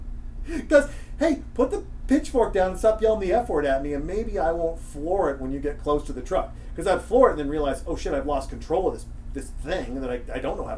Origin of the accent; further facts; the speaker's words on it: Montana, United States; I'm from Montana. I was with my grandfather in Townsend, Montana.